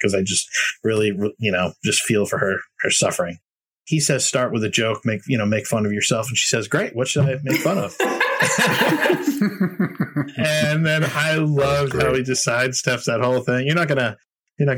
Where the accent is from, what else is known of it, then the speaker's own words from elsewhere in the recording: Boston, Massachusetts, United States; I'm a New Englander. I grew up in the Boston area